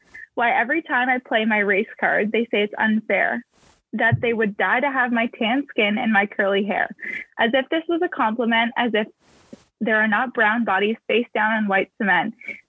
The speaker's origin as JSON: {"language": "English", "town": "Whitby", "region": "Ontario", "country": "Canada", "said": "I'm from Whitby. It's a very white place. And you mentioned this in your book. It is growing slightly more diverse, but it is known as being a very predominantly white town."}